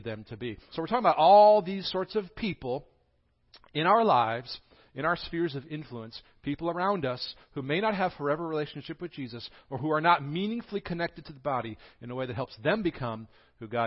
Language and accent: English; the North, United States; now in Greeneville, United States; people from the north, me